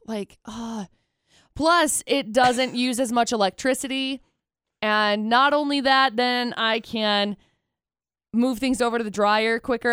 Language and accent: English; California, United States; now in Logan, United States; Growing up in California